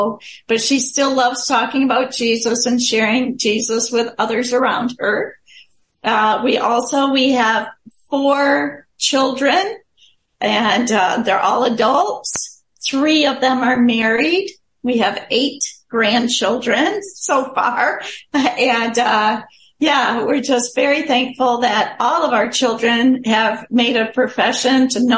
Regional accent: Chad; born there; Some of you might know I was born in Chad, Africa. I was born to missionary parents, so I consider myself African American because being born there.

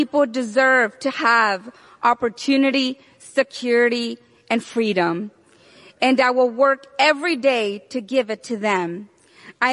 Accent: Burgos, Tamaulipas, Mexico; also born or lived in South Texas; now in United States; I was born in Burgos, Tamaulipas, Mexico, sí, señor, and raised with strong values to always put God and family first.

